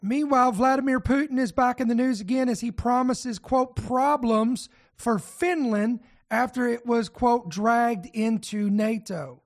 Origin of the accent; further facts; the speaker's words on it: United States; I'm a citizen here of America